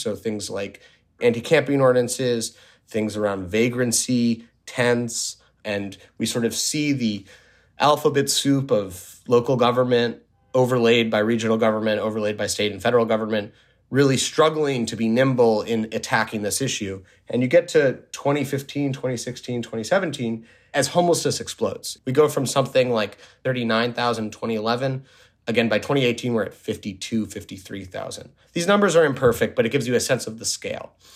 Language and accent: English; New York City, New York, United States; also born or lived in Washington, D.C.; now in Los Angeles, United States; I grew up in New York City.